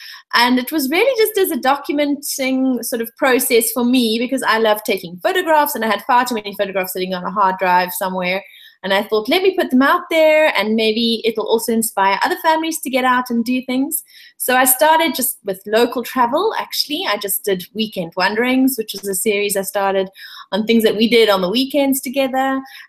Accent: South Africa; I'm so pleased to hear that they love my home country so much.

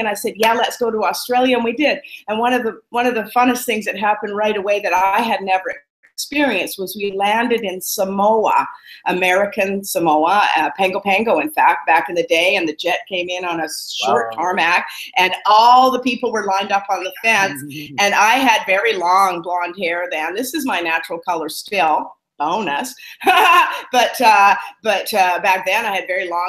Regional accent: Vancouver, British Columbia, Canada; moved away as an adult; also born or lived in Bali, Indonesia; I live in Vancouver, Canada. I grew up in Vancouver

